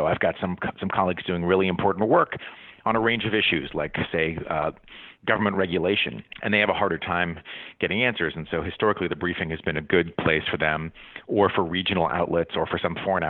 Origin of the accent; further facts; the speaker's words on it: Paris, Île-de-France, France; also born or lived in Middlebury, Vermont, United States; I grew up half in Paris, half in Middlebury, Vermont, where my parents taught for about 30 years.